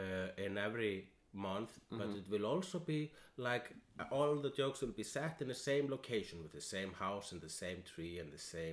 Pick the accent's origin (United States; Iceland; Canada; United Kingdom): Iceland; And I am an Icelandian.